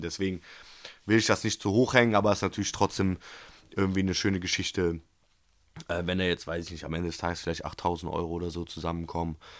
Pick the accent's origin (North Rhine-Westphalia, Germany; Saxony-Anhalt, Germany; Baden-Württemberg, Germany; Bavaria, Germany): North Rhine-Westphalia, Germany; Cologne; als Kölner, als Fan in Köln, der hoch emotional verbunden ist mit diesem Verein